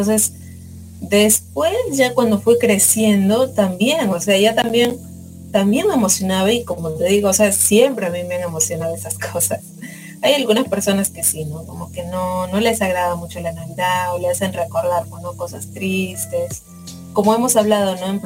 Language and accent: Spanish; Spain; cosplayer de España, y les invito a seguir escuchando Radio Conexión.